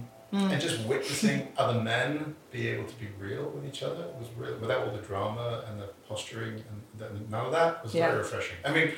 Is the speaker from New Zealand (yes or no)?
no; England, United Kingdom; But people, I'm English, so it sounds intelligent.